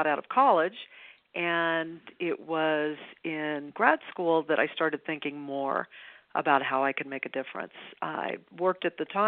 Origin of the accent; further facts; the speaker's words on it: Los Angeles, California, United States; I grew up in Westchester. I am a native Californian. I went to all of the Westchester schools